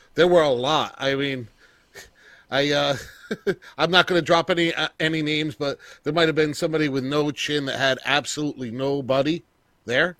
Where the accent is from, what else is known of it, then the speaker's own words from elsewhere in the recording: Newburgh, New York, United States; I'm from, uh, Orange County, Newburgh, New York